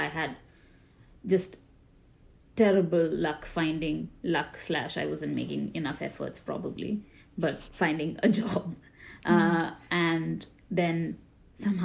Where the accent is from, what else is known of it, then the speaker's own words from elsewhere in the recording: India; now in New York, United States; I'm from India, currently in New York